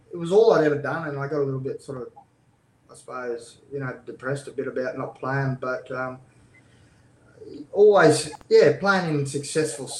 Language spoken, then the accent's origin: English; Blackwater, Queensland, Australia; moved away; I'm a kid from Blackwater that was told I was too small as kids